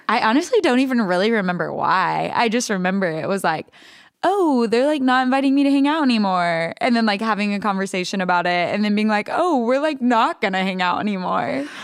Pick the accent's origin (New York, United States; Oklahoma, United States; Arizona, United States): Oklahoma, United States; Alva; moved away; also born or lived in Texas; I grew up in a really small town called Alva, Oklahoma